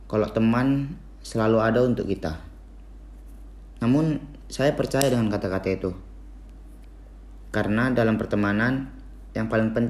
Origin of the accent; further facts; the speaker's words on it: Medan, North Sumatra, Indonesia; Umur saya 18 tahun Saya berasal dari kota Medan